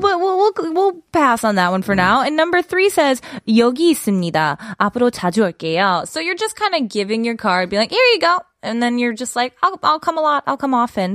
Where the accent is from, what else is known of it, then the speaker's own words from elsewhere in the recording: Midwest, United States; I'm from the Midwest